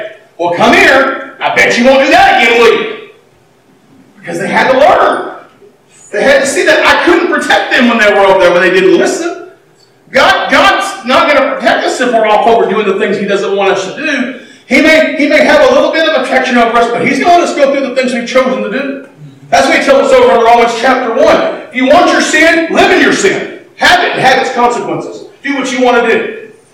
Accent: United States; I'm American

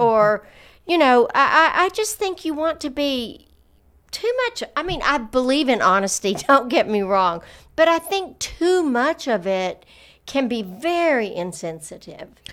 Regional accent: the South, United States; growing up in the South

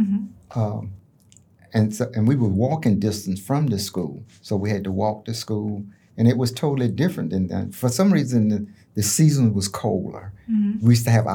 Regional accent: Bartow, Florida, United States; also born or lived in Raiford, Florida; when I was born in Rayford, Florida, mm-hmm. we moved to Bartow. When I was like two. Mm-hmm. So I don't know nothing else but Bartow

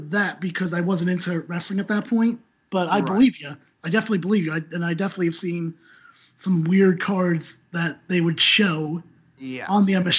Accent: New Jersey, United States; I'm from New Jersey.

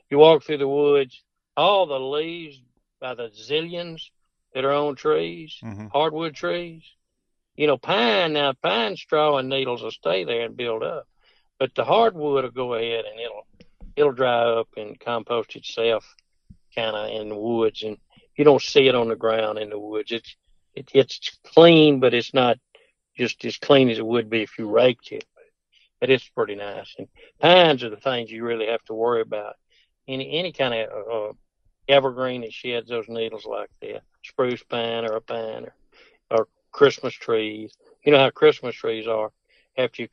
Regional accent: Toccopola, Mississippi, United States; growing up in Tocopola, it's just it didn't get much country than

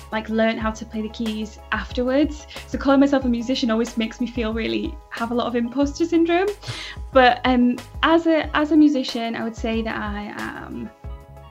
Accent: Manchester, North West England, United Kingdom; So I was born in Manchester, a different part of the north of England. I grew up with me, my mum, my sister.

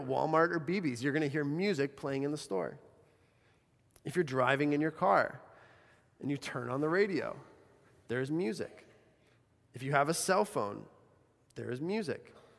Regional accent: Bolivia; I think of growing up in Bolivia.

